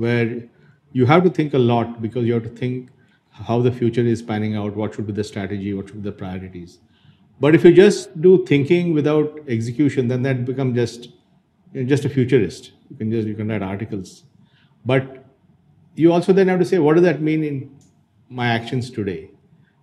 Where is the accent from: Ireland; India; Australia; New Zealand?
India; Bangalore, Karnataka; also born or lived in Dharwad, India; I'm a genuine Bangalorean in the sense I was born in Bangalore. So I was born in Bangalore and I spent the first few years of my life in Bangalore.